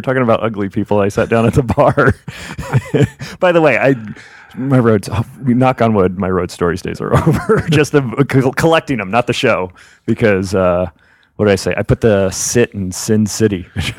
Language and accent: English; New Jersey, United States; Hey, I'm from Jersey.